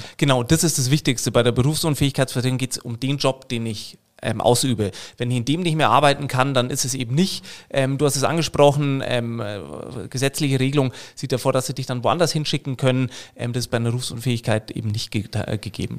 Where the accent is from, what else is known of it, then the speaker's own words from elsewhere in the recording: Munich, Bavaria, Germany; in München, wo ich herkomme